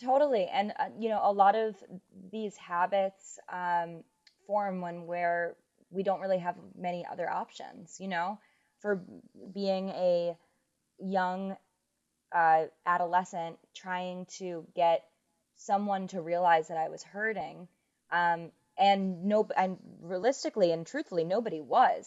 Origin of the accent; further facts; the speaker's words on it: New York City, New York, United States; growing up in New York City